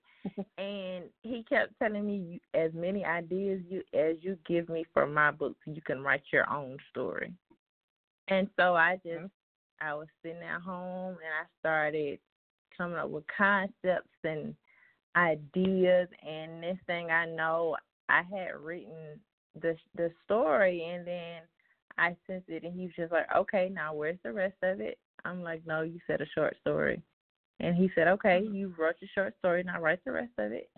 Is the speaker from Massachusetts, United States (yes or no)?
no; York, Alabama, United States; now in Tuscaloosa, United States; That's where I was born in Alabama, originally from York, Alabama, which is a small town